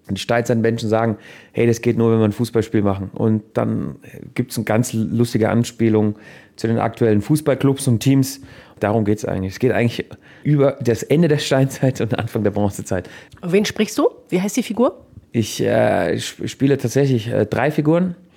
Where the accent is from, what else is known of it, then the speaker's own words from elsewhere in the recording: Switzerland; Guck mal, ich bin ein richtiger Schweizer. Buße heißt es in der Schweiz.